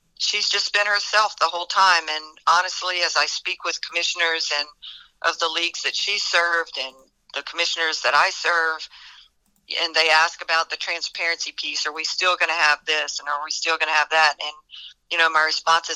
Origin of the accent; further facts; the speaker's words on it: South Louisiana, United States; I grew up in South Louisiana in a really, really small town, maybe, I don't know, 1,500 people.